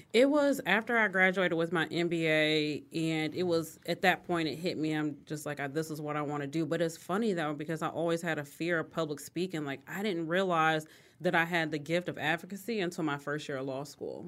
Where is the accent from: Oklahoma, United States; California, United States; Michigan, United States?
Michigan, United States; Detroit; I grew up, both my parents, uh, my mom worked in corporate America. So, she was a corporate officer at M B D Bank downtown Detroit